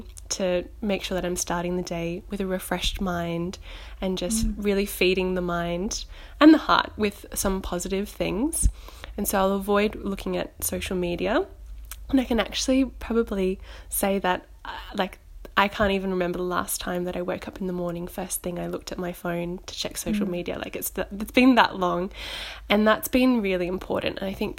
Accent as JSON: {"language": "English", "town": "Gold Coast", "region": "Queensland", "country": "Australia", "moved": "as an adult", "lives_now": "Melbourne, Australia", "said": "I came from Queensland down to Melbourne 2 years ago, and so it's a good way for me to keep updated with what's going back home on the Gold Coast"}